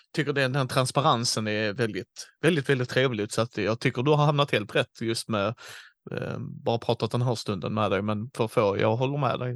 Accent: Helsingborg, Skåne, Sweden; born or raised there

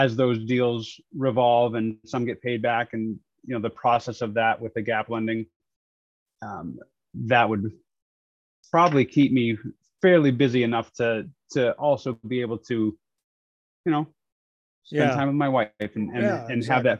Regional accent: New Hampshire, United States; moved away as an adult; also born or lived in Arizona; I grew up in New Hampshire.

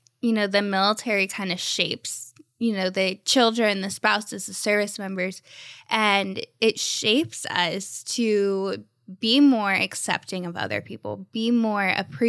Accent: Ohio, United States; born there; also born or lived in Texas / Florida; I lived in Texas and I live now in Florida, and I was born in Ohio.

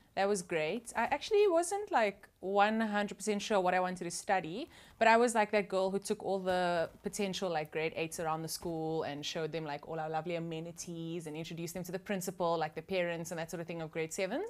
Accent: Cape Town, Western Cape, South Africa; growing up in that environment was awesome

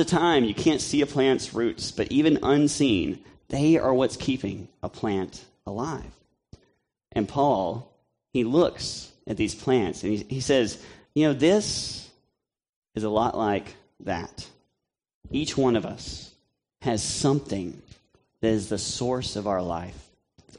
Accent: Tennessee and Mississippi, the South, United States; I grew up in Tennessee and Mississippi

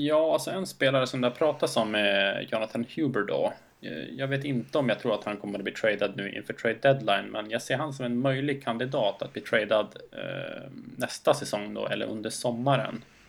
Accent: Skellefteå, Västerbotten County, Sweden; när jag var ung grabb i Skellefteå

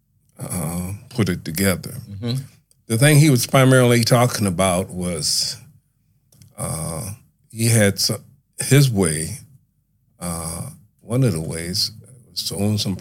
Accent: Buffalo, New York, United States; Born and raised in Buffalo, New York.

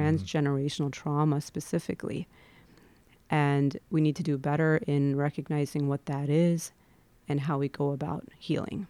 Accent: Midwest, United States; there's a layer of my identity that definitely has to do with being born and brought up in the Midwest

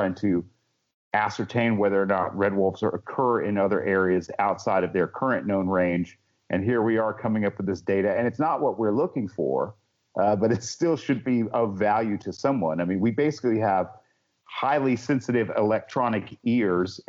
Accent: Helen, Georgia, United States; my hometown of Helen, Georgia

